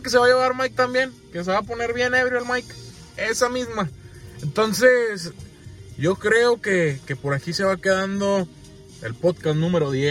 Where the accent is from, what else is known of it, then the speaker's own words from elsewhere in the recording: Mexico; Somos como buenos mexicanos